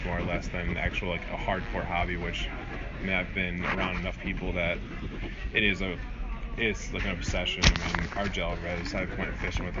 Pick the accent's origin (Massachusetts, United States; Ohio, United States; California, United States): Ohio, United States; in Ohio when I was from